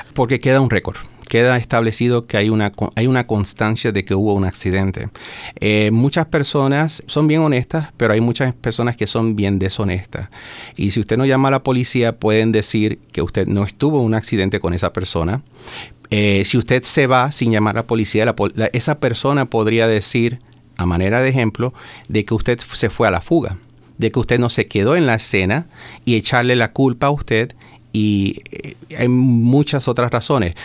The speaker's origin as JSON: {"language": "Spanish", "country": "Puerto Rico", "tie": "born or raised there", "moved": "as an adult", "lives_now": "Maryland, United States", "said": "Soy de Puerto Rico, nacido y criado allá. Llevo ya 12, 13 años ya viviendo en el estado de Maryland"}